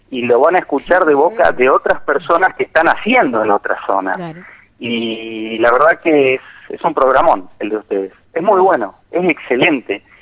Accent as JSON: {"language": "Spanish", "town": "Rosario", "region": "Santa Fe", "country": "Argentina", "tie": "born or raised there", "lives_now": "Tinogasta, Argentina", "said": "Yo soy rosarino por naturaleza, nací en el Sanatorio Británico, en noveno piso, vista al río"}